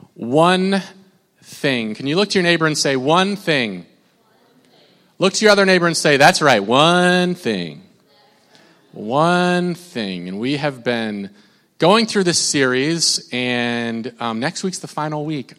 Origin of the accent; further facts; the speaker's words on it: Minnesota, United States; I'm from Minnesota